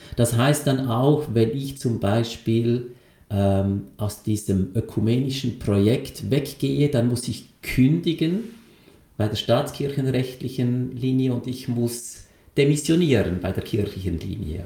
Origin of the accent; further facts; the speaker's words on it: Lucerne, Switzerland; ich bin in Luzern aufgewachsen, also in einer absoluten katholischen Milieugesellschaft